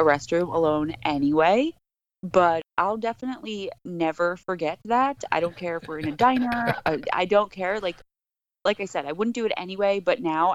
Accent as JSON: {"language": "English", "town": "Paterson", "region": "New Jersey", "country": "United States", "tie": "born or raised there", "also_born_or_lived": "Clifton, New Jersey", "said": "In Patterson and Clifton, New Jersey"}